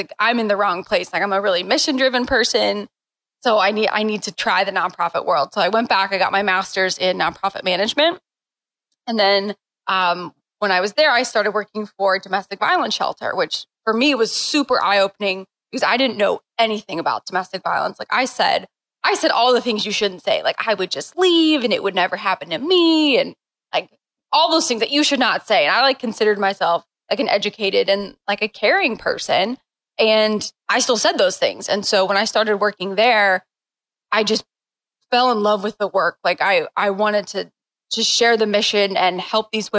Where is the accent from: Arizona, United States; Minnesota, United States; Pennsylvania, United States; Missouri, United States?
Missouri, United States; St. Louis; So I grew up in St. Louis and just growing up in St. Louis, part of that is just you play soccer